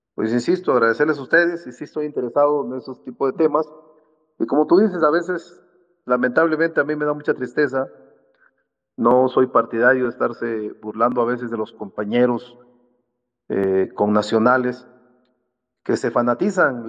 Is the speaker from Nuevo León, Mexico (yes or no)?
no; Salina Cruz, Oaxaca, Mexico; Yo soy de Salina Cruz, Oaxaca